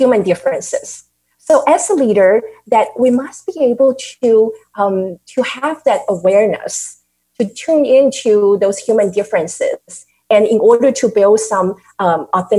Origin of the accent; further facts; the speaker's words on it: Taiwan; now in United States; I grew up in Taiwan, that I was emerged with all the Asian culture